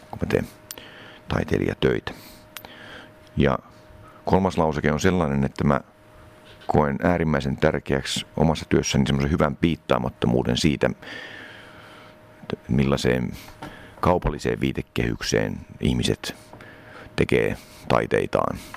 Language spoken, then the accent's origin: Finnish; Finland; also born or lived in East Germany; mä synnyin DDRssä, josta muutettiin tänne Suomeen. Mä oon siis suomalaisista vanhemmista kuitenkin. Siinä vaiheessa, kun mä olin aika tarkkaan kolme vanha.